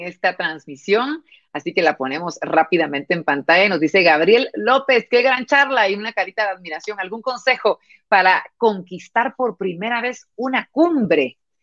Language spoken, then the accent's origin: Spanish; Guatemala; Nosotros los guatemaltecos